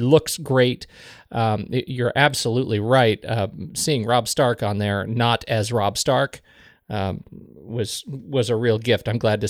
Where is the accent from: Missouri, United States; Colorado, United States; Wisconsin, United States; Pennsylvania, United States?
Colorado, United States; No, neither of us. No, we're from Colorado.